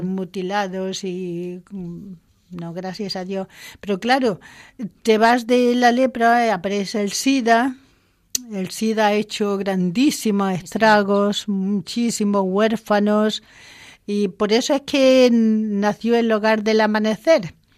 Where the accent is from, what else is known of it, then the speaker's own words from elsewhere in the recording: Córdoba, Andalusia, Spain; moved away as an adult; also born or lived in Zimbabwe; no soy madrileña, que soy de Córdoba